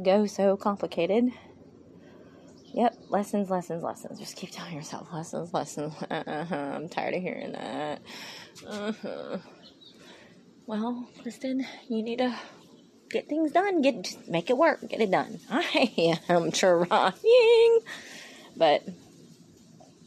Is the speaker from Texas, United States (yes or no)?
no; Mississippi, United States; I am from Mississippi